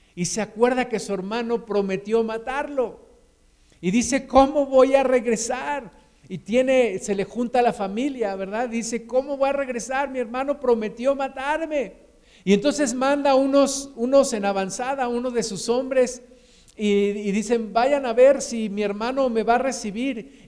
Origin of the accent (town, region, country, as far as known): Mexico